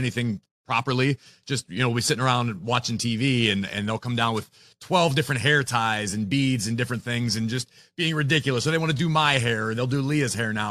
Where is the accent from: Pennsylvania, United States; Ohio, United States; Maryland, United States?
Pennsylvania, United States; Pittsburgh; I grew up in Pittsburgh. I was born and raised here.